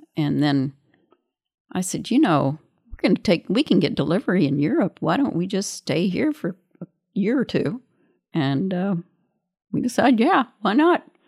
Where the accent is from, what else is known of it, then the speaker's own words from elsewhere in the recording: Missouri, United States; I was born in Missouri